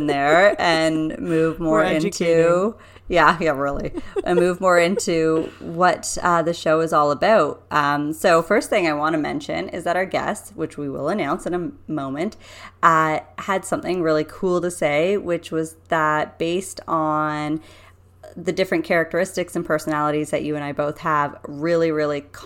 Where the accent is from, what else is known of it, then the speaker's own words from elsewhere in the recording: Canada; us being Canadian